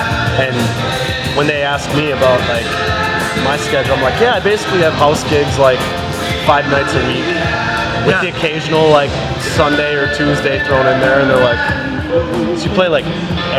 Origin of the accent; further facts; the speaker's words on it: Lakeville, Minnesota, United States; I grew up in Lakeville, as did Judd.